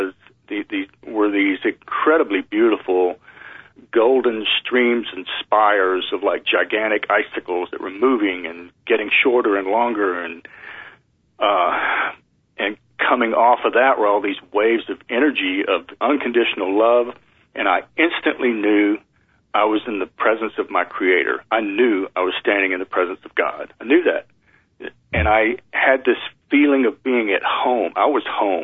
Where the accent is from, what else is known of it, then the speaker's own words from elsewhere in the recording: East Texas, United States; I grew up in East Texas in a Southern Baptist religion